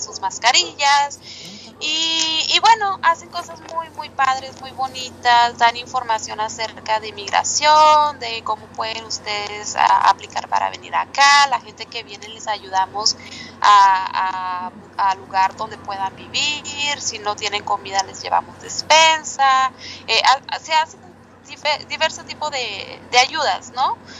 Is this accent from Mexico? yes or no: yes; Mexicali, Baja California, Mexico; moved away as an adult; now in Edmonton, Canada; yo soy de ahí, de Mexicali, Baja California